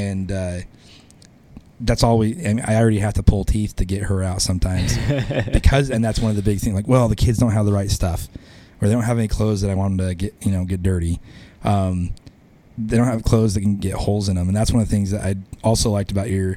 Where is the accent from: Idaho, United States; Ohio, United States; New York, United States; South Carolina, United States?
Idaho, United States; Boise; he'd been to Idaho, when that's where I grew up